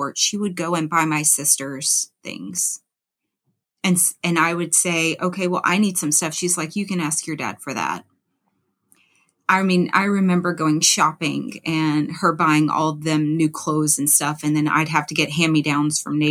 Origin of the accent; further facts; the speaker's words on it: Louisiana, United States; moved away as an adult; also born or lived in Memphis, Tennessee; I'm from Louisiana